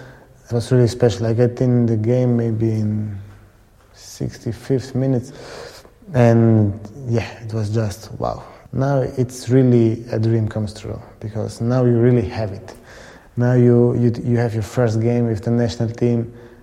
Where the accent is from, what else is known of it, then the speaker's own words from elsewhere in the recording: Croatia; look, here, we are from Croatia. We will show to the world that we want to do it in the best way.